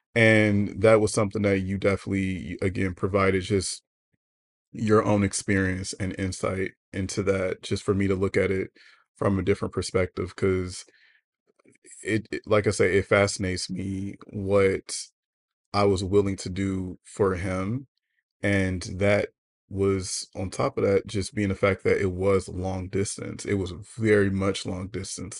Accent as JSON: {"language": "English", "country": "United States", "said": "as an American"}